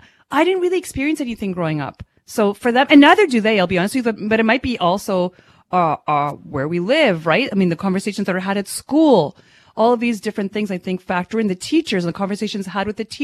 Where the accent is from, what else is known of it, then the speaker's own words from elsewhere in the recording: Ottawa, Ontario, Canada; I grew up in Ottawa, the little pocket that I grew up in, my entire school, everybody was white except for me